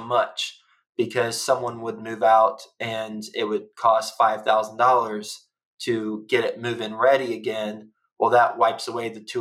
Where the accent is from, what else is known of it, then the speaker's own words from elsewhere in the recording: Texas, United States; moved away; also born or lived in New York City; I'm from Texas